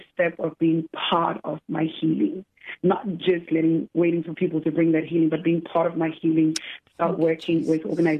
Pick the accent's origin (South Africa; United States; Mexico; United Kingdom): South Africa; as a South African